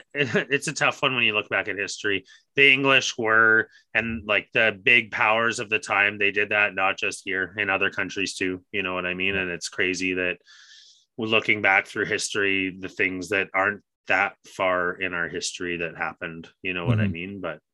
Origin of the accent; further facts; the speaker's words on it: Canada; part of what being Canadian is we're known as being kind, and we need to get that back. You know, there's a dirty mark that's been put on Canada